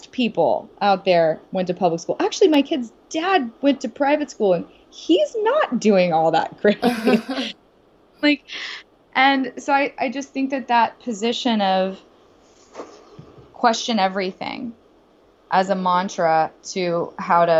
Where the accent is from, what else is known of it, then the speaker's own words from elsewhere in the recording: the South, United States; growing up in the South